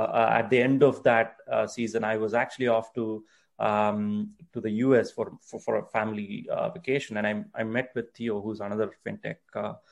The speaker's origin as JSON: {"language": "English", "country": "India", "second_language": "English", "said": "I'm from India"}